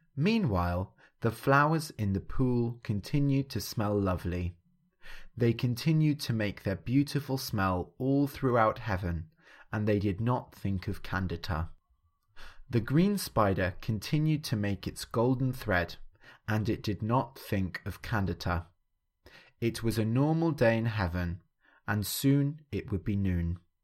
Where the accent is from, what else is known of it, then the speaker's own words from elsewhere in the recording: England, United Kingdom; growing up in England, I grew up, uh, Christian.